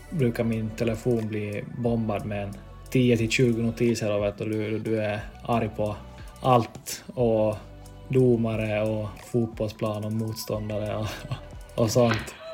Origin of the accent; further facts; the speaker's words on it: Vaasa, Ostrobothnia, Finland; accent: Vasa dialect; Jag, jag vill ju tro att jag har ännu dialekten kvar från, från Vasa men folk brukar ju såga mig då. Jag säger att jag har en Vasadialekt.